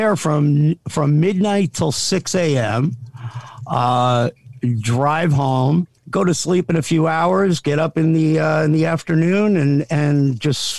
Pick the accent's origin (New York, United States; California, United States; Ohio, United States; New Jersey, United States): New Jersey, United States; South Amboy; I grew up in a little town called South Amboy, but was born in Jersey City